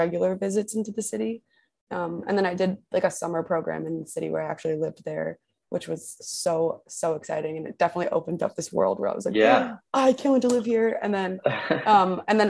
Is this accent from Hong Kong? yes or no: no; Westfield, New Jersey, United States; moved away as an adult; also born or lived in New York; now in Los Angeles, United States; I'm from Westfield, which is like a kind of like central northern suburb